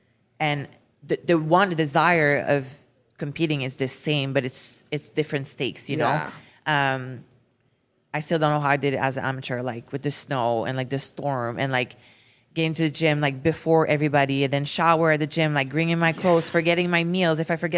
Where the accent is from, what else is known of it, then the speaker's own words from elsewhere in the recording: France; accent: French; English is a second language; when I started for social media, I couldn't speak English. Like my French accent was so bad. It's still a little bit bad.